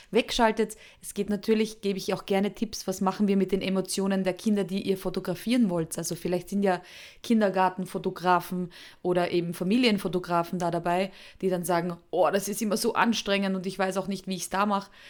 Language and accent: German; Austria; Also unschwer zu erkennen an meinem Akzent, obwohl ich mich immer sehr bemühe, ist, ich komme aus Österreich.